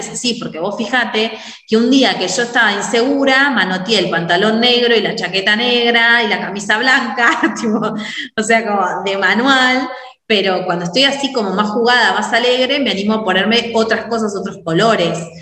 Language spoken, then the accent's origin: Spanish; Mar del Plata, Buenos Aires Province, Argentina; soy de Mar del Plata, Argentina